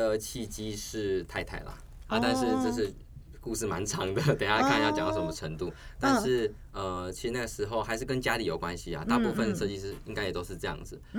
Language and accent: Chinese; Tainan, Taiwan; also born or lived in Taipei; 我是台南人，